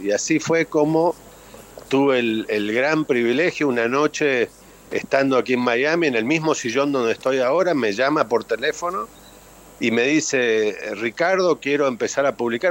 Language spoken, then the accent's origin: Spanish; Córdoba, Argentina; moved away; yo también siendo cordobés, del interior